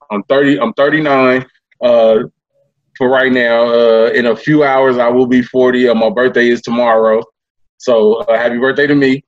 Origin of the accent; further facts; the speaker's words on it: East Palo Alto, California, United States; also born or lived in Memphis, Tennessee; now in Sacramento, United States; I was born in Memphis, um, but I grew up in in a small town called East Palo Alto, uh, California.